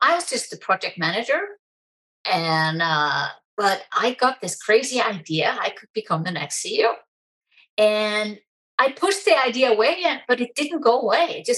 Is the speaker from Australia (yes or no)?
no; Iceland; moved away as an adult; also born or lived in Germany; I'm originally from Iceland